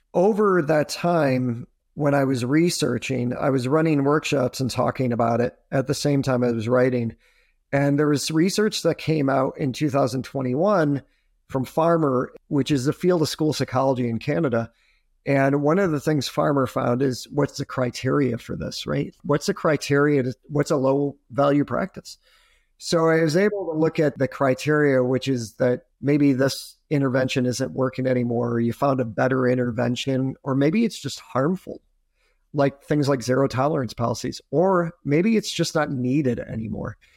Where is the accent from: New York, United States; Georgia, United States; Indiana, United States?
New York, United States; Adirondacks, upstate; also born or lived in Poughkeepsie; I grew up in upstate New York, so I grew up in the Adirondacks